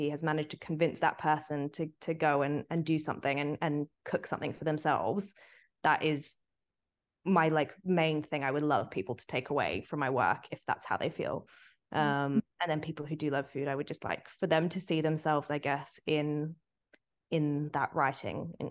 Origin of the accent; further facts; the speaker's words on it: Sydney, New South Wales, Australia; moved away as an adult; also born or lived in Singapore; now in London, United Kingdom; I moved to London when I was 18 from Sydney and was so homesick.